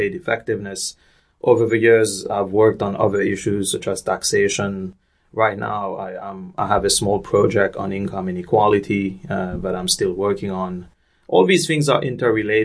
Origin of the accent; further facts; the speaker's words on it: Mauritius; moved away; I was born and raised in Mauritius, so I grew up in a small island off the east coast of Africa